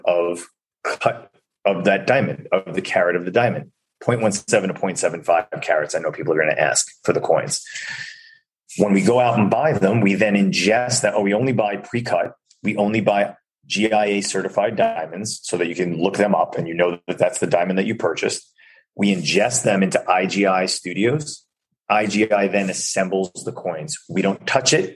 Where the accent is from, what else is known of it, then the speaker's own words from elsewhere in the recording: Chappaqua, New York, United States; my hometown in Chappaqua